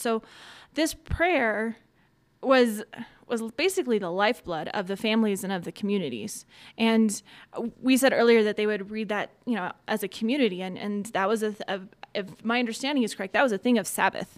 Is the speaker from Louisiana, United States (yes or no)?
no; Colorado, United States; also born or lived in Iowa / Bahrain / Cincinnati; grew up in Colorado, went to college in Iowa